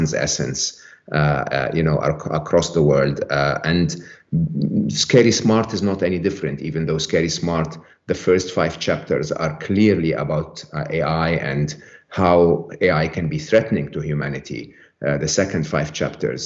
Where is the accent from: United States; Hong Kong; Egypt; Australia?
Egypt; I was born and raised in Egypt